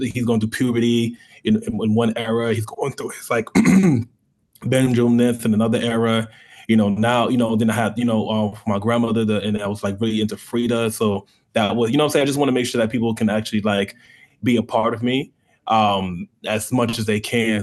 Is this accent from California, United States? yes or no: no; New York, United States; now in Tampa, United States; I'm from New York. I'm first generation African